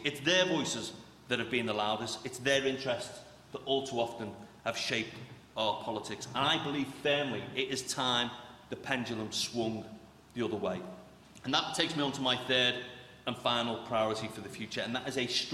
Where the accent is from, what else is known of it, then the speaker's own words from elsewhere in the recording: Merseyside, North West England, United Kingdom; I grew up in Merseyside in the 1980s and 1990s.